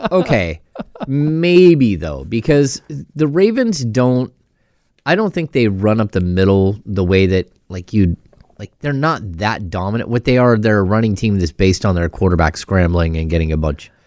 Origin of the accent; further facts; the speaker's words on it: Grass Valley, California, United States; growing up in Grass Valley